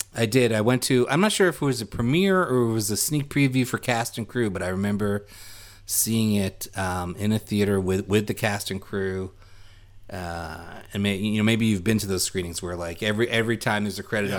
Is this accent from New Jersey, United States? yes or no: no; New York City, New York, United States; we grew up in the Flatbush, or we called it Midwood right. section of Brooklyn